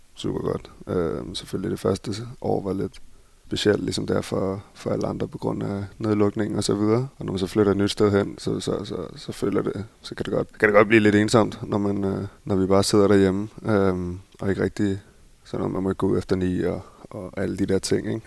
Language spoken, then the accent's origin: Danish; Copenhagen, Capital Region of Denmark, Denmark; moved away as an adult; also born or lived in Barcelona, Spain; now in Berlin, Germany; derhjemme i København